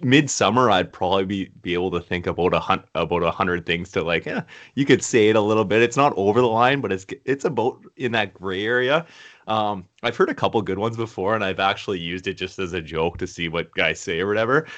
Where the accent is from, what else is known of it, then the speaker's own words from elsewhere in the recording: Canada; we're from Canada